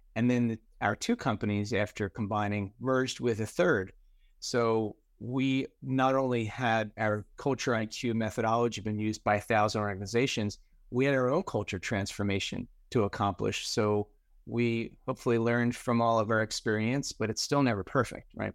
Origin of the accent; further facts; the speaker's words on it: New Jersey, United States; also born or lived in New York City / Florida; I grew up in New Jersey and spent most of my career in New York City